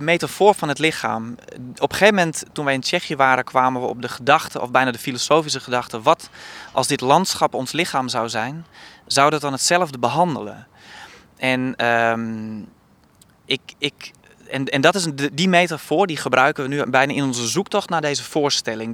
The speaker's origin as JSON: {"language": "Dutch", "area": "Kollumerzwaag", "region": "Friesland", "country": "Netherlands", "tie": "born or raised there", "moved": "yes", "said": "ik kom oorspronkelijk uit Kolmenswaag, een dorp van 3000 inwoners in Friesland"}